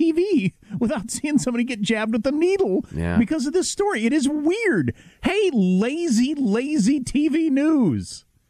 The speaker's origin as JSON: {"language": "English", "country": "United States", "said": "I'm a little wounded as an American"}